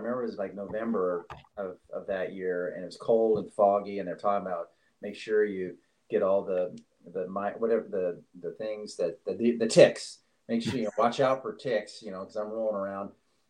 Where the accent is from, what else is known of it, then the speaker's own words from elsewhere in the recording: Staten Island, New York, United States; born there; I mean, I was born in Staten Island, but of course I don't know anything about it. So it reacquainted me with New York City, and it's a place I love and can continue to go back to always.